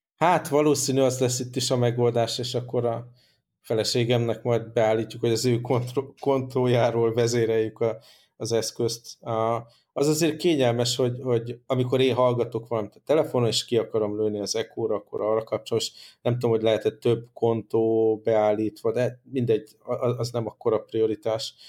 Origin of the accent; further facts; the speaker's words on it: Hungary; accent: strong Hungarian; az én erős magyar akcentusom